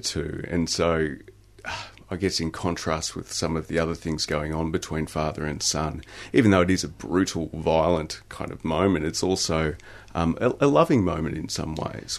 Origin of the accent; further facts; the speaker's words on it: Wimmera region, Victoria, Australia; also born or lived in Italy; I was actually originally born in Italy, but I was raised in the Wimmera region. Uh, I grew up in a pub actually